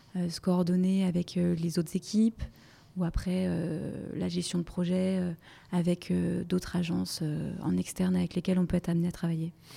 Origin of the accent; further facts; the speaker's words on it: Brittany, France; moved away as an adult; now in Paris, France; je suis originaire de Bretagne